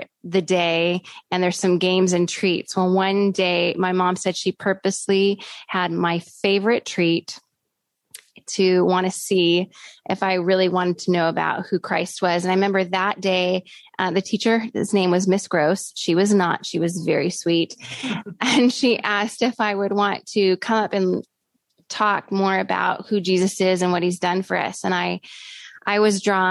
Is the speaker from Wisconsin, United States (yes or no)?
yes; Oshkosh, Wisconsin, United States; moved away as an adult; I was born in Wisconsin in the city of Oshkosh.